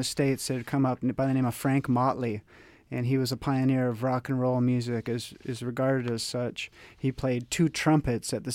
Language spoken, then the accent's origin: English; Toronto, Ontario, Canada; now in Vancouver, Canada; I'm from Toronto originally